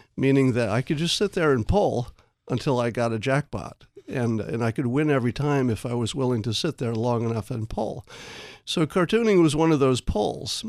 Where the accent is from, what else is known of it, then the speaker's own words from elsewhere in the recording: upstate New York, United States; I grew up in New York, mm-hmm. upstate